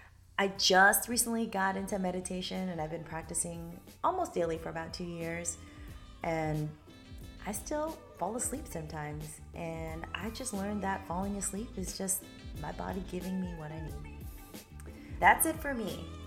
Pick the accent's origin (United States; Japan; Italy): Japan; moved away; in Japan for a majority of my childhood, which is about 13 years, because my dad was in the Navy. Growing up in Japan in the 90s was special and shaped my outlook on life and values.